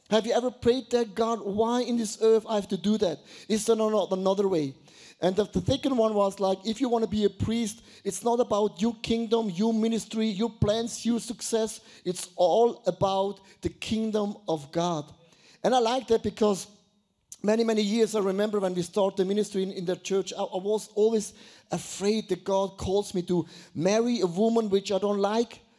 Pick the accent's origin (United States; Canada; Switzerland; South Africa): Switzerland; Buchs; I was, I was brought up in Buchs. Have you ever heard about Buchs? No, Buchs. It's not a sickness, it's a small village.